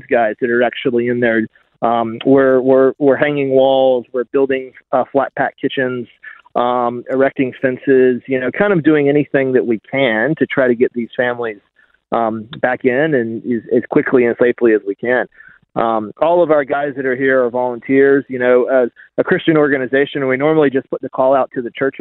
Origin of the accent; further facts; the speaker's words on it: United States; accent: American; moved away as an adult; now in Australia; My accent betrays me for sure. Yeah, I'm American